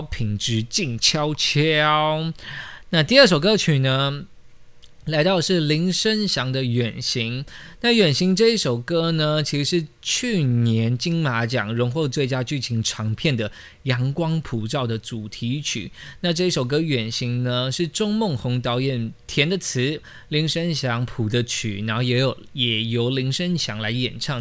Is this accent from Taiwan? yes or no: yes; Taiwan; 我们就是土生土长台湾人